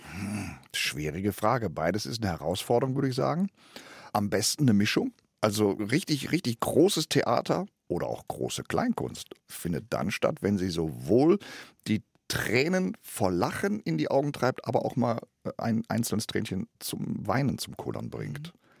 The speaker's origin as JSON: {"language": "German", "town": "Gelsenkirchen", "region": "North Rhine-Westphalia", "country": "Germany", "tie": "born or raised there", "moved": "yes", "said": "du kriegst zwar den Jungen aus Gelsenkirchen, aber Gelsenkirchen nicht aus dem Jungen. Das heißt, meine Mentalität ist immer noch Gelsenkirchen"}